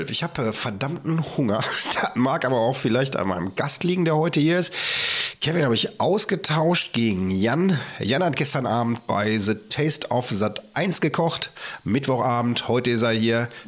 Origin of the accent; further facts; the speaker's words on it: Bochum, North Rhine-Westphalia, Germany; also born or lived in Gelsenkirchen; aus Bochum. Ähm, ist, äh, aus dem Stadtteil Wattenscheid.